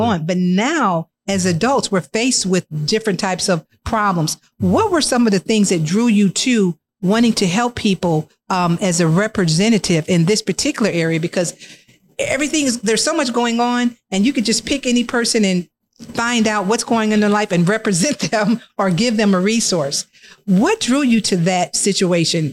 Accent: Joliet, Illinois, United States; We're from the Hill as well

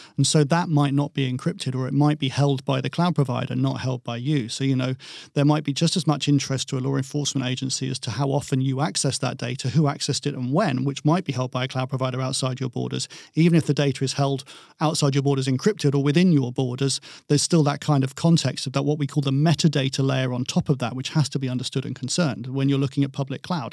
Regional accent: England, United Kingdom; I'm English, um, I'm European

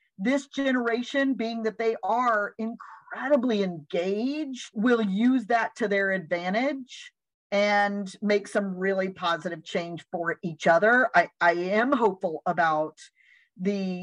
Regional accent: United States; as an American

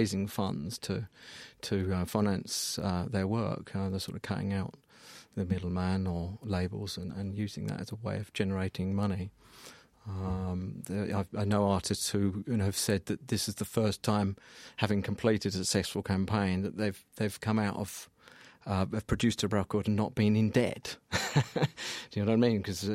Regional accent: Colchester, East of England, United Kingdom; my hometown in Colchester

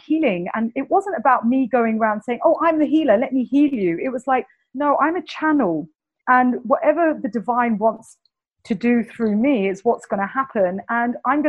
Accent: London, United Kingdom; accent: Cockney English; my Cockney English accent

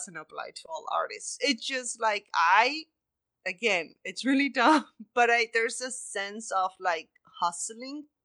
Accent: Argentina; moved away; I'm from Argentina and it's a different reality to the States

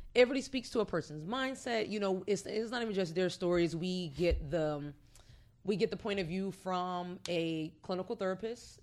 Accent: Orange, New Jersey, United States; moved away as an adult; now in Hampton Roads, United States; I'm originally from Orange, New Jersey. I've been out here since 2010, so going on nine years

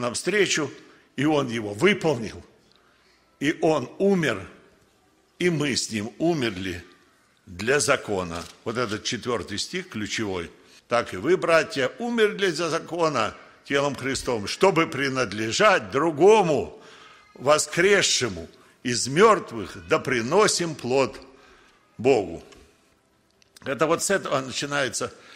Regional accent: Russia; Родился я в России

